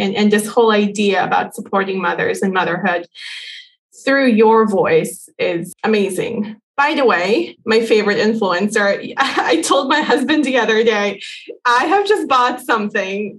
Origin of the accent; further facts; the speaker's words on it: Bosnia & Herzegovina; now in United States; I come from Bosnia.